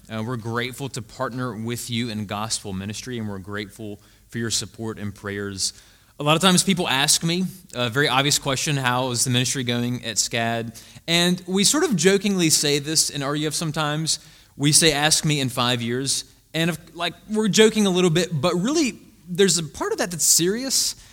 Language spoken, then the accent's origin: English; Greenwood, Mississippi, United States; moved away as an adult; also born or lived in Jackson, Mississippi; now in Savannah, United States; Before Jackson, I lived in a very small town in the Mississippi Delta called Greenwood, Mississippi.